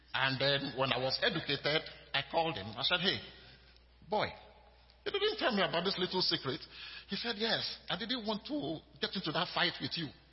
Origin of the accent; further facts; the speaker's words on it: Nigeria; now in United States